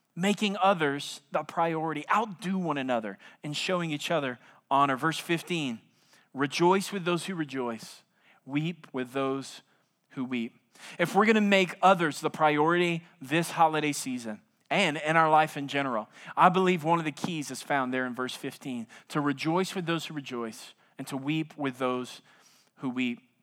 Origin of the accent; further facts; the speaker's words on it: South Louisiana, United States; now in San Antonio, United States; I'm from South Louisiana